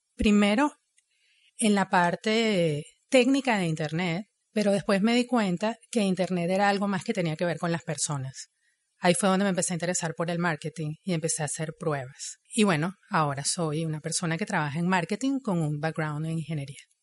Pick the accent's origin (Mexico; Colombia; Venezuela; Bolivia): Venezuela; moved away as an adult; now in Montreal, Canada; Yo soy ingeniero, soy venezolana, llegué a Montreal en el 2014